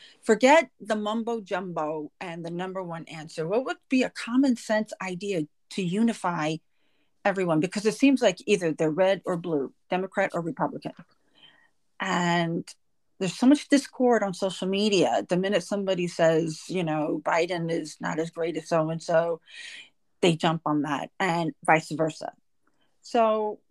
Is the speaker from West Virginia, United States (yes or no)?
no; Los Angeles, California, United States; now in New York, United States; I was raised in Los Angeles